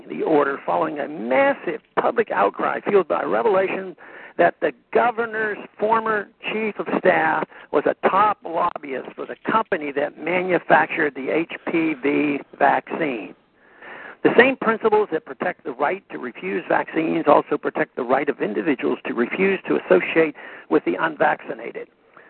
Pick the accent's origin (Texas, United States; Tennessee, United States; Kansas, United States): Texas, United States; An example of how vaccine mandates may have led politics to override sound science is from my home state of Texas.